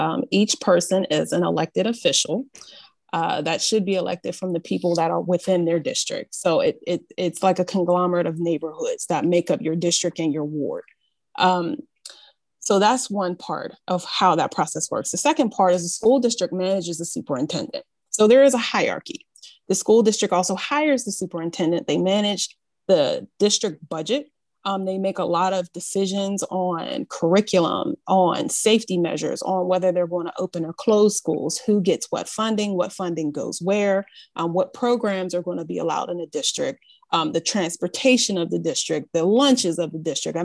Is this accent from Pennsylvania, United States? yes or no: yes; Pittsburgh, Pennsylvania, United States; I am a Pittsburgh native. I was born and raised in Garfield.